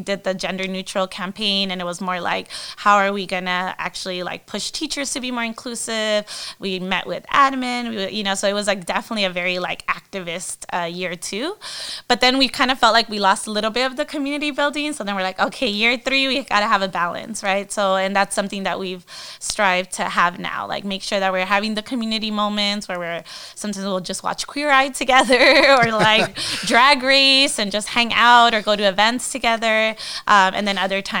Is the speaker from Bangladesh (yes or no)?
no; Guatemala; moved away as an adult; also born or lived in United States; I grew up in Guatemala, when I went to college in the United States